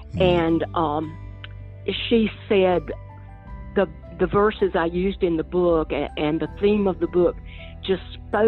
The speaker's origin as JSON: {"language": "English", "region": "Appalachia", "country": "United States", "tie": "born or raised there", "said": "You know, I grew up, like I said, I grew up in the Appalachian Mountains, where there's an oral language of folk tales, you know, and telling stories."}